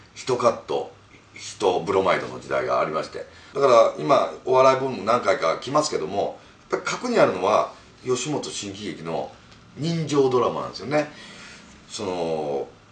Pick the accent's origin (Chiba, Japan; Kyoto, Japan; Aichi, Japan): Kyoto, Japan; born or raised there; now in Tokyo, Japan